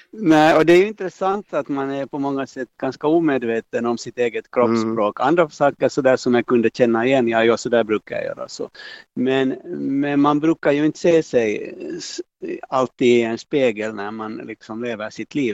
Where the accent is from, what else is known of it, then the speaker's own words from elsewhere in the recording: Helsinki, Uusimaa, Finland; jag har ju dels min barndom i Munksnäs gård är liksom en sak och sen det andra är ju det att jag levde hela min ungdom och alla mina tonår i Munksnäs